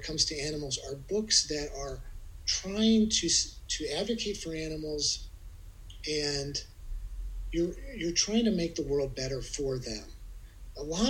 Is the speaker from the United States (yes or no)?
yes; Midwest, United States; moved away; I'm from the Midwest